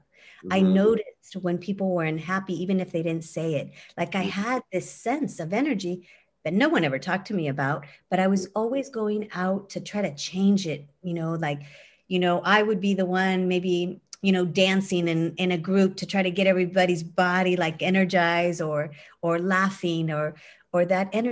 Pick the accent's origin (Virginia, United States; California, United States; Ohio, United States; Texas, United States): California, United States; Windsor; My hometown in Windsor, California, small little town